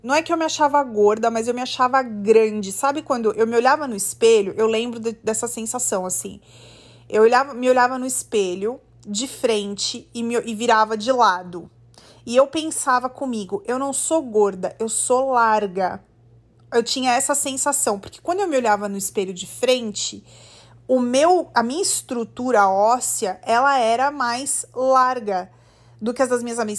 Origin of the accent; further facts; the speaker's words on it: Brazil; moved away as an adult; quando saí do Brasil, com 20 anos